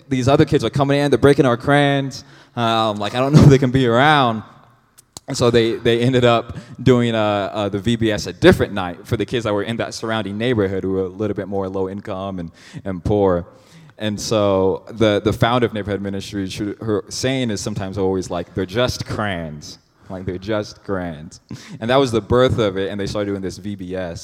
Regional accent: Cedar Rapids, Iowa, United States; now in Phoenix, United States; I'm from Cedar Rapids, Iowa is where I was born.

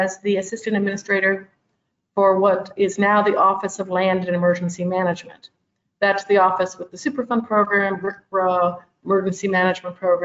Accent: Oxford, Ohio, United States; moved away as an adult; I grew up in Oxford, Ohio, so I'm from the Midwest

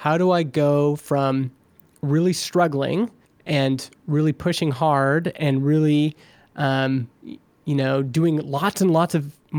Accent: Vernon, British Columbia, Canada; You know, we here in my hometown of Vernon, BC, people who live here, it's not a very big town.

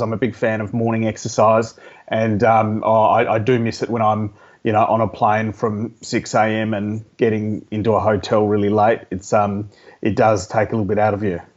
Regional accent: Adelaide, South Australia, Australia; I grew up in Adelaide

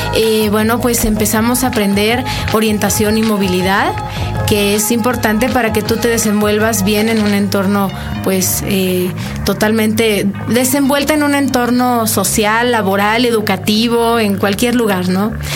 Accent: Mexico; como mexicanos

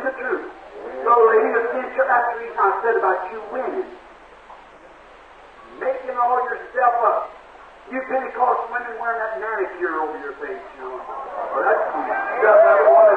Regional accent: Kentucky, United States; I was raised in Kentucky in a little clapboard shingle house

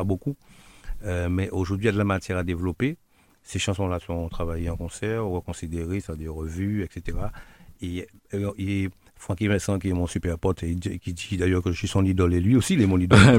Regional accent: Guadeloupe; also born or lived in Martinique; je suis Guadeloupéen, né à Guadeloupe, de par Guadeloupéen

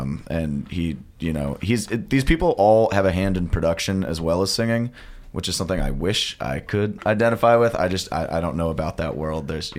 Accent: St. Louis, Missouri, United States; moved away as an adult; now in Columbia, United States; I am from St. Louis originally, and I came here from Mizzou as well.

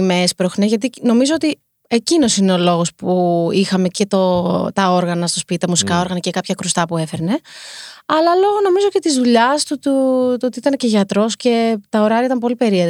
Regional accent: Heraklion, Crete, Greece; moved away as an adult; also born or lived in United States; now in Athens, Greece; Και μετά κατεβήγαμε στο Ηράκλειο

